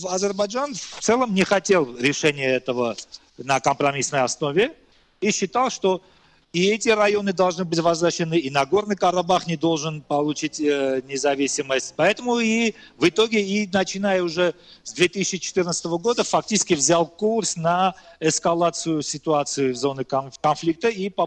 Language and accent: Russian; Armenia; ну вот я как армянин считаю, это часть, э, эти земли часть исторической территории Армении.